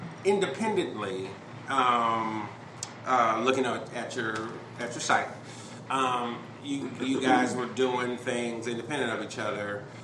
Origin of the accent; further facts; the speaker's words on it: Chicago, Illinois, United States; I'm from Chicago.